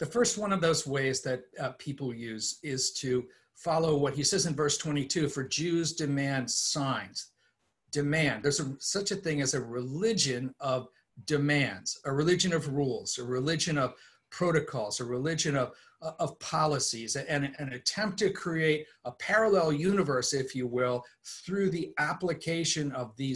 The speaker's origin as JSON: {"language": "English", "region": "East Coast", "country": "United States", "tie": "born or raised there", "said": "I was raised on the East Coast in a liturgical suburban environment"}